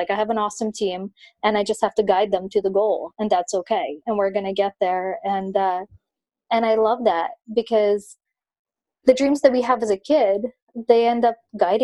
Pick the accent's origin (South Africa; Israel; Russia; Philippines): Russia; now in United States; I grew up in Russia with like no running water